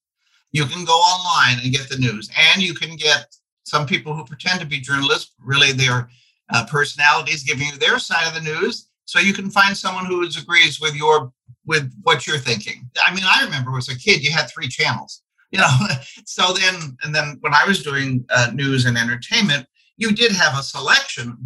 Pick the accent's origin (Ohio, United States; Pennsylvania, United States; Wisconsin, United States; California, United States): Ohio, United States; Dayton; moved away as an adult; now in Indianapolis, United States; an exotic town called Dayton, Ohio.